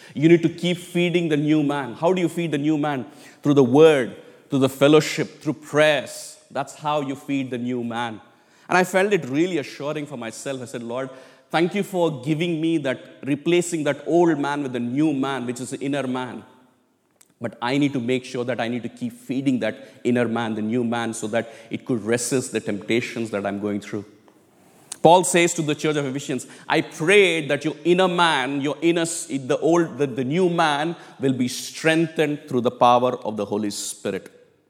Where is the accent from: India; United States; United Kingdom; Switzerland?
India; moved away as an adult; but I grew up in India for 25 years. So I still call it back home, which I need to change it, by the way.